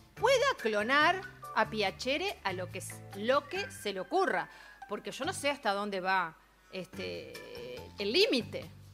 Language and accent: Spanish; Uruguay